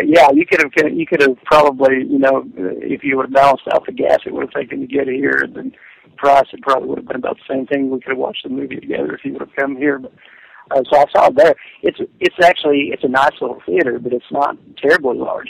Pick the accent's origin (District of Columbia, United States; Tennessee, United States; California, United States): Tennessee, United States; Jamestown; accent: Southern; moved away as an adult; also born or lived in Washington, D.C.; I'm speaking from my hometown that I grew up in in Jamestown, Tennessee, a small town in East Tennessee or the eastern part of Middle Tennessee